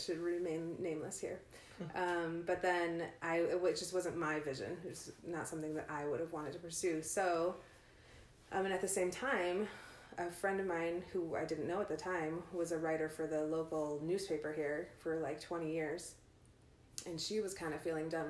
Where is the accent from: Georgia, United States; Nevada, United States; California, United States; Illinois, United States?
Illinois, United States; outside of Chicago; now in Ogden, United States; I grew up outside of Chicago